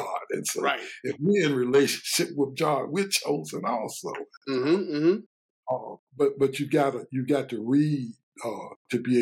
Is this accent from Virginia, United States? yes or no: yes; Richmond, Virginia, United States; also born or lived in Washington, D.C.; growing up in Richmond, as a black person